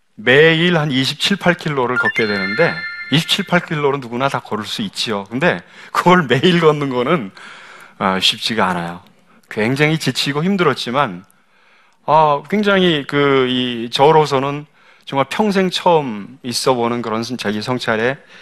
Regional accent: South Korea; also born or lived in Cambodia; 한국 사람으로서 외국 그 은행에 근무하면서

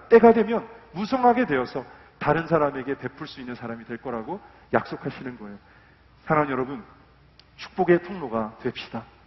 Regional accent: about an hour from San Francisco, California, United States; moved away as an adult; now in South Korea; 샌프란시스코에서 한 1시간 떨어진 곳에서 컸거든요

